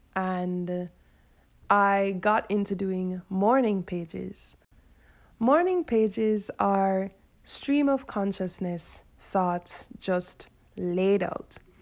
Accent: Jamaica; I'm Jamaican

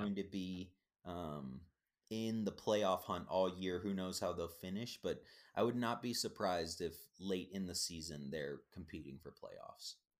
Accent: Minnesota, United States; I'm from Minnesota

